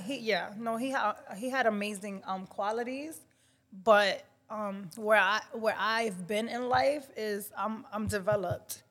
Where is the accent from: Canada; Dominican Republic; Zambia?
Dominican Republic; accent: Dominican; I'm very Dominican. I know you guys can hear my accent